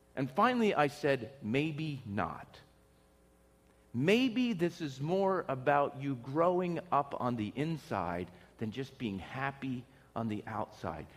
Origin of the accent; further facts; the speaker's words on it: Pennsylvania, United States; moved away as an adult; I was from a little, you know, town in, in Pennsylvania, had a small house